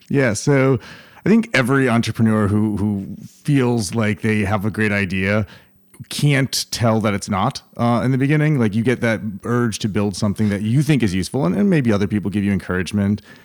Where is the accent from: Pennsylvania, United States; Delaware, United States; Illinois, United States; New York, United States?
New York, United States; Schenectady; moved away as an adult; also born or lived in California; now in Austin, United States; I'm from upstate New York